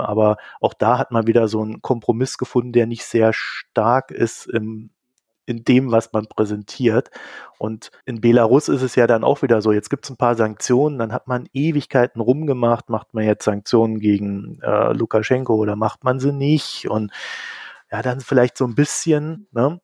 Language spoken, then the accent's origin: German; East Germany, Germany; ich komme ja aus Ostdeutschland